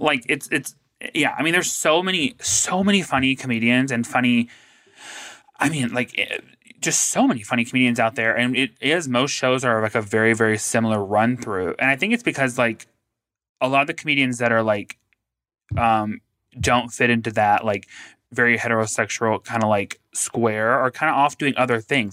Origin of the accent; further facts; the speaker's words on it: the South, United States; I grew up in the South